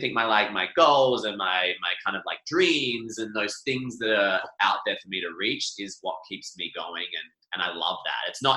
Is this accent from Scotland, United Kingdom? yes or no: yes; Scotland, United Kingdom; we used to do Highland dancing as a family because we are Scottish